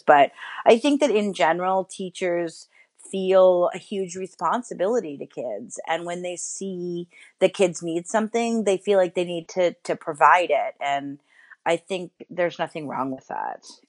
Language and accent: English; New York City, New York, United States; I grew up in New York City, in Manhattan.